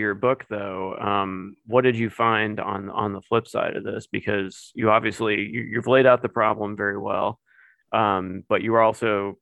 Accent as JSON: {"language": "English", "region": "Midwest", "country": "United States", "tie": "born or raised there", "said": "growing up in the Midwest"}